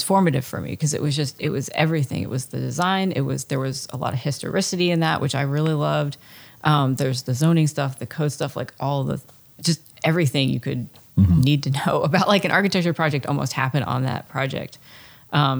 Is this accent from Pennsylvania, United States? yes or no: yes; Bucks County, Pennsylvania, United States; where I grew up in Pennsylvania, it's north of Philadelphia, and it's kind of like one of those iconic Pennsylvania places.